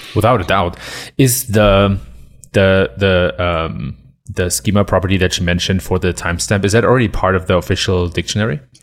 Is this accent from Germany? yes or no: yes; Germany; moved away as an adult; now in United States; I've been born and raised in Germany and been living in the U S for seven years now